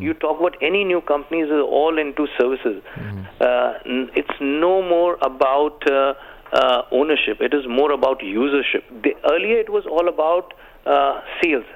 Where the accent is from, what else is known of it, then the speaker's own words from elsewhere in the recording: India; now in United Arab Emirates; I come from India